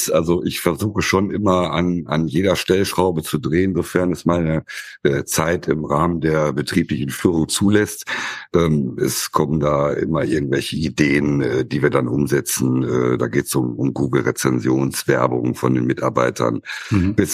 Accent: Wesel, North Rhine-Westphalia, Germany; ich komme oder wir kommen aus Wesel, äh, Büderich. Äh, Büderich ist dann auch der Ortsteil und das Ganze liegt am

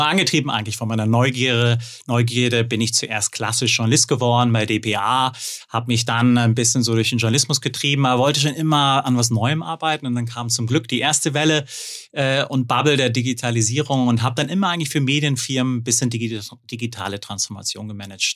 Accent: Hückeswagen?, North Rhine-Westphalia, Germany; now in Munich, Germany; Geboren und äh, aufgewachsen am Niederrhein, Hüchse und lebe jetzt in München

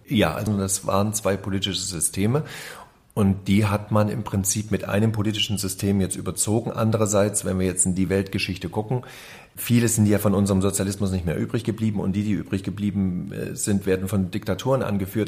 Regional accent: Reichenbach im Vogtland, Saxony, Germany; also born or lived in Dresden; Ich bin in Dresden geboren, habe da ein Jahr gewohnt, danach war ich äh, in Reichenbach im Vogtland zu Hause.

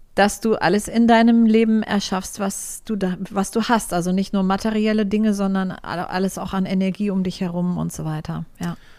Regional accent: Frankfurt am Main, Hesse, Germany; Ich bin in Frankfurt geboren und aufgewachsen. Am Main

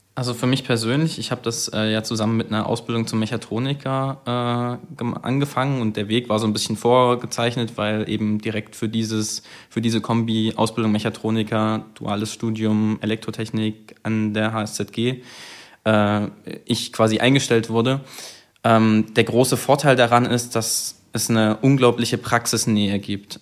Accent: Leipzig, Saxony, Germany; moved away as an adult; now in Zittau, Germany; ich komme ja ursprünglich aus Leipzig

